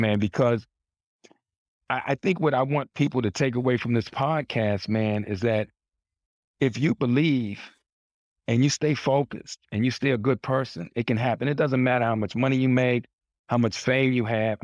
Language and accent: English; Washington, District of Columbia, United States; growing up in Washington, D C